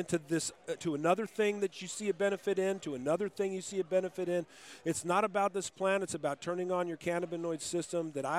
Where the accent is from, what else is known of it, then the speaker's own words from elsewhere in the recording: Moreno Valley, California, United States; also born or lived in Riverside, California; I grew up in a town called Moreno Valley